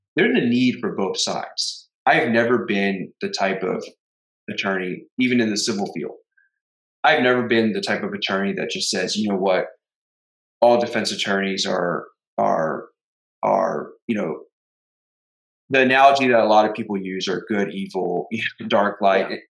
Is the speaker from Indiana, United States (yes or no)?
no; Houston, Texas, United States; We grew up together in Houston.